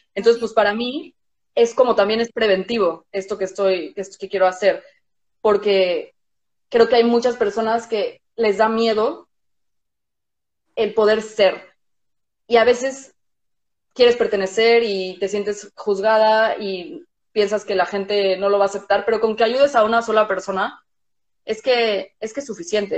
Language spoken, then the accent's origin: Spanish; Mexico; moved away; vivimos en un país distinto a donde crecimos. O sea, yo soy mexicana